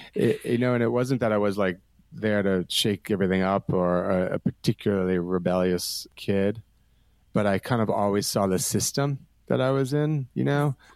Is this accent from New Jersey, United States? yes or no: yes; New Jersey, United States; now in Brooklyn, United States; I grew up in New Jersey, about an hour and a half from the city